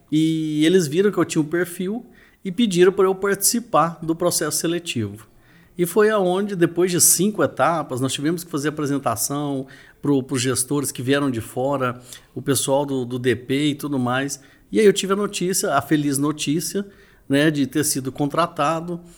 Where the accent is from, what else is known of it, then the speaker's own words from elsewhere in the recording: Uberlândia, Minas Gerais, Brazil; Sou de Uberlândia, Minas Gerais, a cidade do Triângulo Mineiro